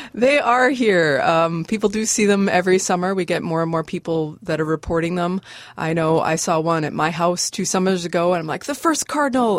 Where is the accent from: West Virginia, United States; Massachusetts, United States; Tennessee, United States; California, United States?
Massachusetts, United States; Chelmsford; moved away as an adult; also born or lived in Alberta / Saskatchewan / the Carolinas; now in Bemidji, United States; I grew up in Chelmsford, which is near Lowell, which is okay. about 45 minutes northwest of Boston